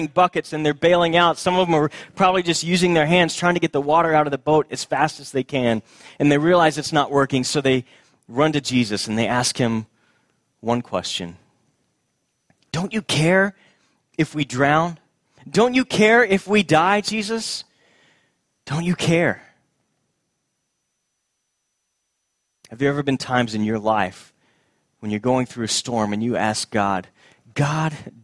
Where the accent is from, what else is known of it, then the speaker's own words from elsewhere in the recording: Houston, Texas, United States; my childhood, growing up in Houston, Texas